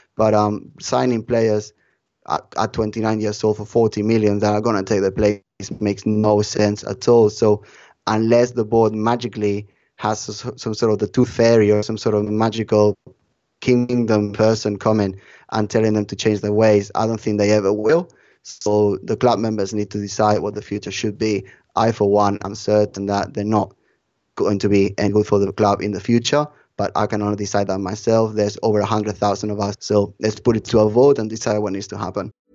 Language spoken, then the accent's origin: English; Barcelona, Catalonia, Spain; my roots are from Barcelona. I was born in Barcelona